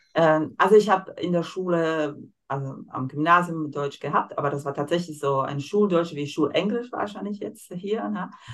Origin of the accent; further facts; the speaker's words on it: Slovakia; German is a second language; moved away as an adult; now in Germany; Ich komme aus der Slowakei